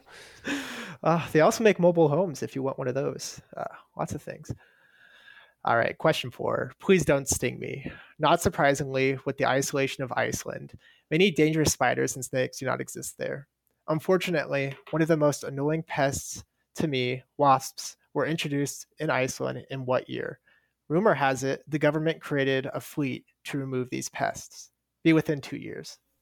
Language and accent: English; Omaha, Nebraska, United States; I'm from Omaha, Nebraska